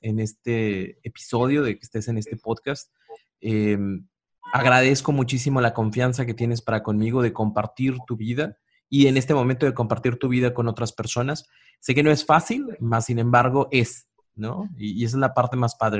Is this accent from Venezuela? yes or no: no; Mexico; como pueblo mexicano